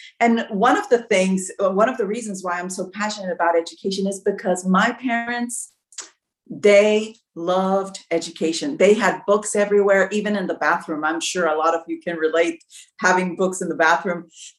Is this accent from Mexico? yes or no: yes; Mexico; also born or lived in United States; Well, I was born in Mexico. I am a bilingual, bicultural candidate. My father was an American. That's why I'm able to run, because I have dual citizenship. And I grew up half of my life in Mexico, half of my life in the United States.